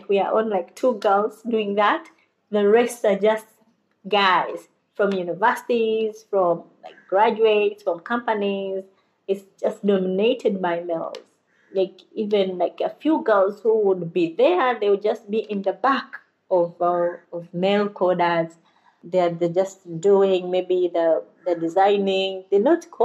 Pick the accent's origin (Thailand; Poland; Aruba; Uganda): Uganda; Originally, I'm from Uganda. I was born and raised in Uganda and was educated in Uganda.